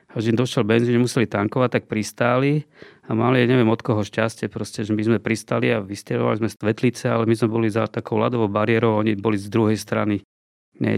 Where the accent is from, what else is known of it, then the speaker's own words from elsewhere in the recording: Bratislava, Bratislava Region, Slovakia; also born or lived in Poprad; ja som vlastne z Bratislavy